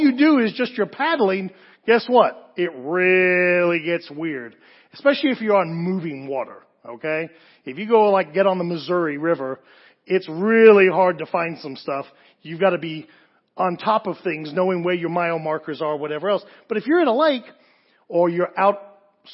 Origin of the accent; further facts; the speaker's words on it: England, United Kingdom; moved away; also born or lived in Southern California; As a kid growing up in England, I wanted to do two things when I moved to Southern California